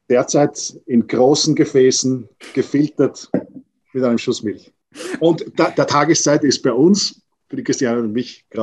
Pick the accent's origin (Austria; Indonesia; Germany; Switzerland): Austria; moved away; es gibt, glaube ich, hier jetzt nicht so die Kaffeekultur, die so gewachsen ist, wie es bei uns in Österreich oder vielleicht speziell jetzt Wien ist oder, oder in Italien.